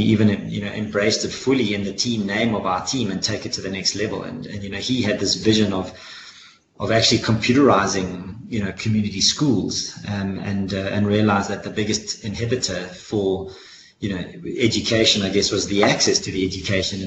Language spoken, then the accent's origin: English; South Africa; I'm a South African